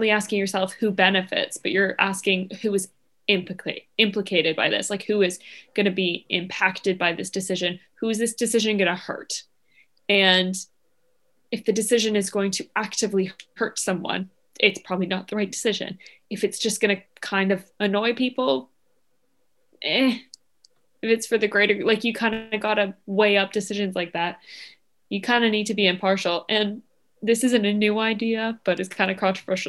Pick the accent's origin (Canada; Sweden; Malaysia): Canada; moved away; I'm Canadian